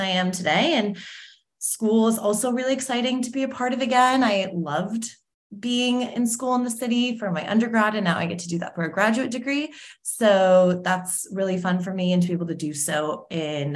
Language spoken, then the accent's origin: English; Cleveland, Ohio, United States; moved away as an adult; now in New York, United States; I grew up in Cleveland, Ohio, which is an amazing city and I love, and my family still lives there.